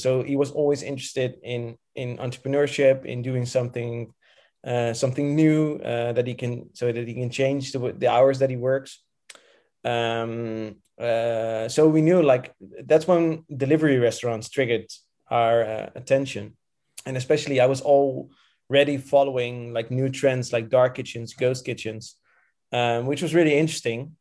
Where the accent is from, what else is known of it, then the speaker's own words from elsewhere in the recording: Rotterdam, South Holland, Netherlands; moved away as an adult; now in Antwerp, Belgium; I've, I've lived in, uh, Rotterdam uh, for all my life.